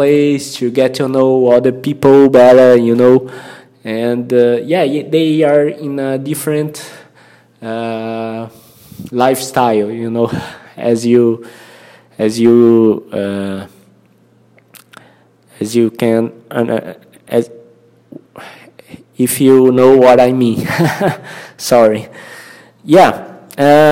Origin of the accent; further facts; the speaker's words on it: Brazil; first language Portuguese; English is a second language; I'm a Brazilian and my mother tongue is Portuguese.